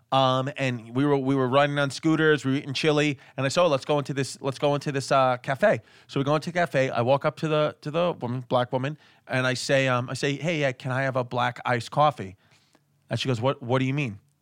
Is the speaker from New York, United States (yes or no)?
yes; New York City, New York, United States; I'm from Queens. I, I was born in Queens